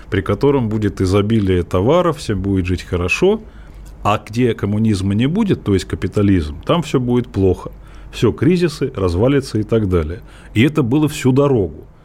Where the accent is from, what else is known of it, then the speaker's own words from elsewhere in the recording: Moscow Oblast, Russia; Мы ездили из Подмосковья на электричках в Москву за колбасой. Это 70-е годы